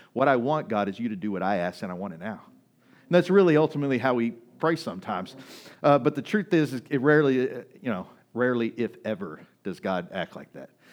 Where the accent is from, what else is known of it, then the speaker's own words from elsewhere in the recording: Kaufman, Texas, United States; moved away; I grew up in Kauffman, Texas